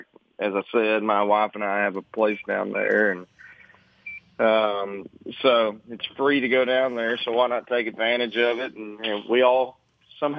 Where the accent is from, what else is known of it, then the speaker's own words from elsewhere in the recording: Arkansas, United States; where I grew up in Arkansas